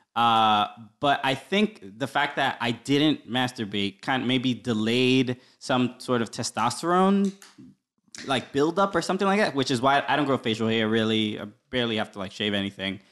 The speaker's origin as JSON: {"language": "English", "town": "New York City", "region": "New York", "country": "United States", "tie": "born or raised there", "said": "I grew up in Brooklyn. Uh, my parents are originally from the Dominican Republic, uh, but I was, uh, I'm from here. I was the only one born here."}